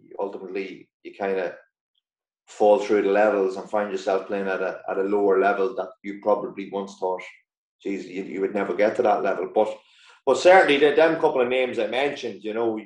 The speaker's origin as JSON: {"language": "English", "town": "Dundalk", "region": "County Louth", "country": "Ireland", "tie": "born or raised there", "also_born_or_lived": "Glasgow", "moved": "yes", "said": "Dundalk's my hometown club"}